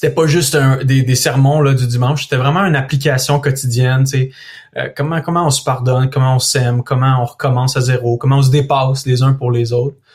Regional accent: Thetford Mines, Quebec, Canada; born there; je suis né à Thetford Mines, dans une auto qui roulait à 80 km à l'heure sur un boulevard

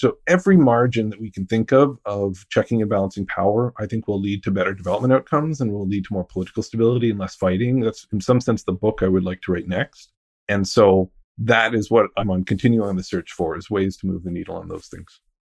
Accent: outside Ottawa, Ontario, Canada; I'm from outside Ottawa

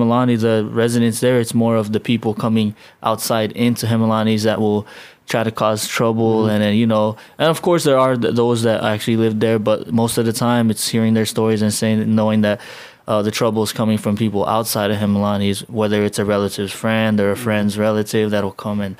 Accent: United States; moved away as an adult; also born or lived in Chuuk / Hawaii; now in Guam; when I was a kid growing up in the States

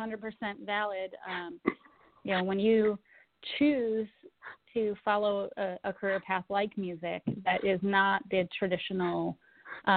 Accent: New York, United States; now in Connecticut, United States; I grew up in New York State. I currently live in Connecticut

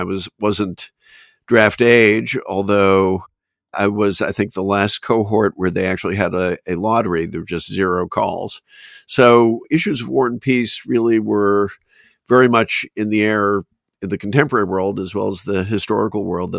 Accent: Boston, Massachusetts, United States; So I think some of it stemmed from growing up in Boston, where I had a keen fascination with colonial history

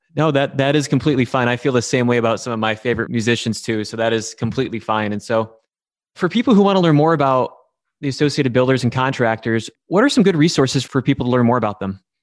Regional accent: Midland, Michigan, United States; I'm from the Midland area

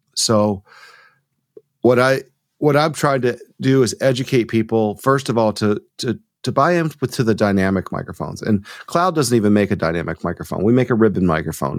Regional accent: Rome, Georgia, United States; moved away as an adult; now in Tucson, United States; I'm from Georgia too. So I, okay. I grew up in uh, outside of Rome

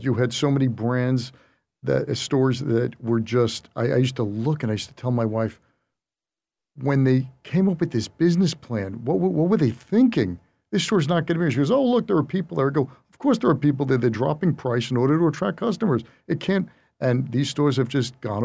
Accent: United States; I'm American

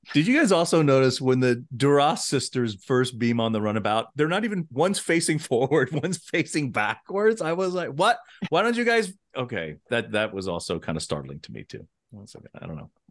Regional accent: United States; I am American

